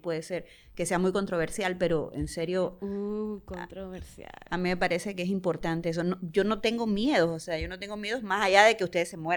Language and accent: Spanish; Cuba; yo soy cubana